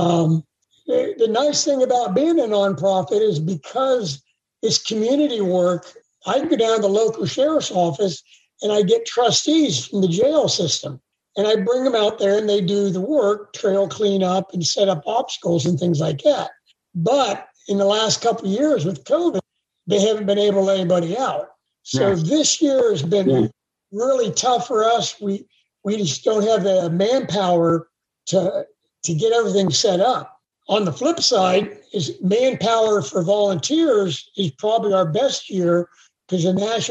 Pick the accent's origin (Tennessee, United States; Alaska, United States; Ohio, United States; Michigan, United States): Ohio, United States; also born or lived in Boston, Massachusetts; I was born in Boston, moved with my family to Ohio when I was 6 months old, and I've spent my whole life in Ohio